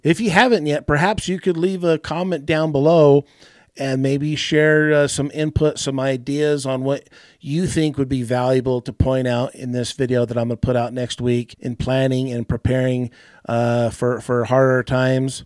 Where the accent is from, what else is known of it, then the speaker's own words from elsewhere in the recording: United States; I'm, I'm an American